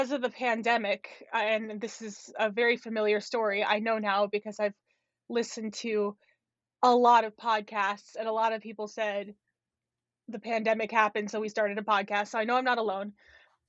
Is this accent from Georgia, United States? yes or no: no; Los Angeles, California, United States; moved away as an adult; also born or lived in Syracuse, New York; now in North Dakota, United States; I was born and raised in Los Angeles, California.